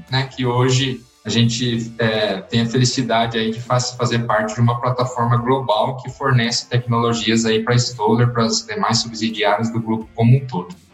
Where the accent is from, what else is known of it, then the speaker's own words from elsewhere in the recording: Iracemápolis, São Paulo, Brazil; Eu sou natural de Iracemápolis, ali na região de Piracicaba